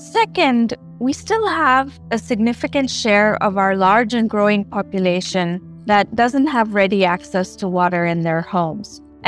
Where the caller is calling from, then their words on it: New Delhi, Delhi, India; I'm in New Delhi. I'm joining you from New Delhi right now.